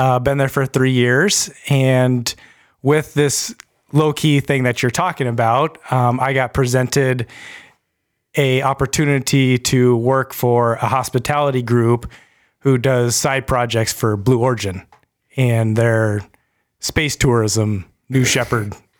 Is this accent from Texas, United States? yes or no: no; California, United States; moved away as an adult; also born or lived in Montana; now in Fergus Falls, United States; I grew up in California